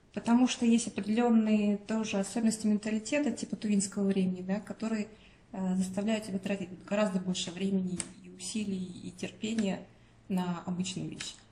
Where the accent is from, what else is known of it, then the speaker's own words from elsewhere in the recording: Tuva, Russia; у нас национальная республика, тут менталитет другой получается